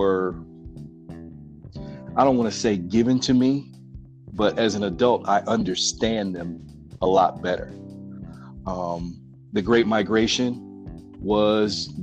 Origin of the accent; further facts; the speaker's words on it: Highland Park, Michigan, United States; moved away as an adult; also born or lived in Detroit, Michigan; now in Las Vegas, United States; I grew up in Highland Park, Michigan, which is a small city relative to Detroit